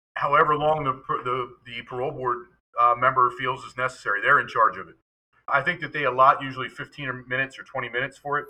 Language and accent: English; York, Pennsylvania, United States; in my hometown in York